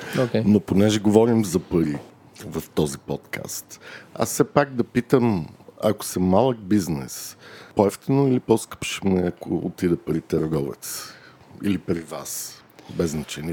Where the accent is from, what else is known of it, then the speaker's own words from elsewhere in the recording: Bulgaria; ние като българи